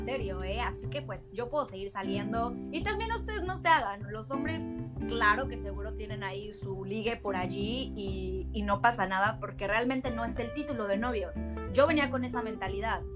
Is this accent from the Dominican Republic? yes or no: no; Mexico; moved away as an adult; now in Germany; a mí como mexicana